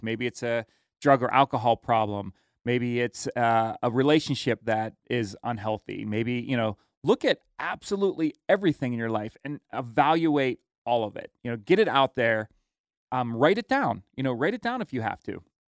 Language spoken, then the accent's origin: English; United States; how blessed we are as Americans